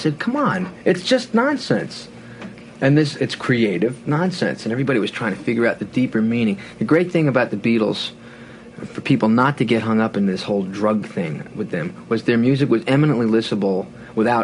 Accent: Levittown, New York, United States; I was a kid from Levittown

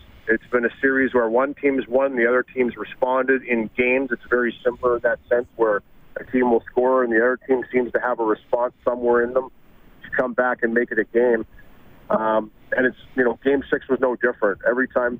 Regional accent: Cambridge, Ontario, Canada; I was born in Galt, but my grandfather lived in Preston

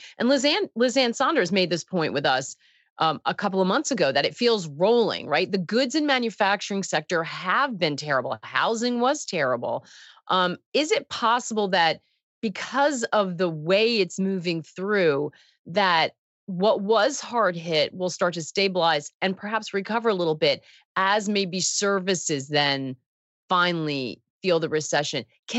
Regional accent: United Kingdom; As a Brit, I often wonder if the BOE will always follow the Fed's lead or act differently.

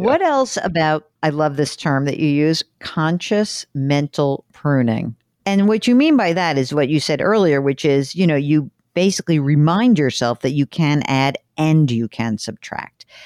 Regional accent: New York, United States; I am the New Yorker

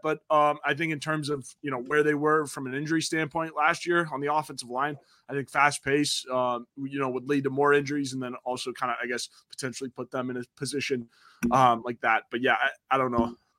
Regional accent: South Bend, Indiana, United States; growing up in South Bend as a Notre Dame fan

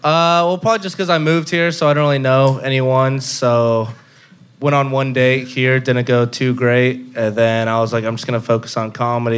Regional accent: Dallas, Texas, United States; moved away as an adult; also born or lived in Houston; now in Austin, United States; from Dallas

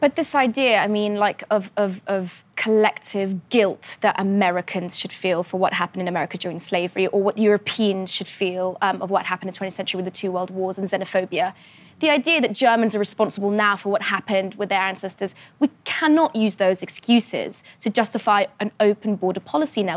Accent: Afghanistan; my home country, Afghanistan

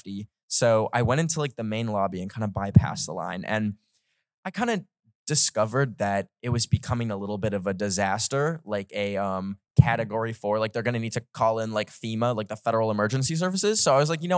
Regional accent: Canada; I don't know what Fahrenheit is because I'm Canadian

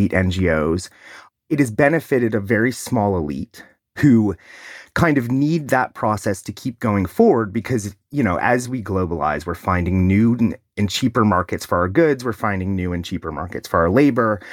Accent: Ohio, United States; my home state of Ohio

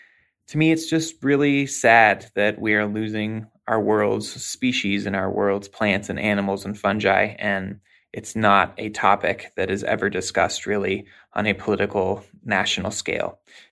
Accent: Denver, Colorado, United States; from Denver, Colorado

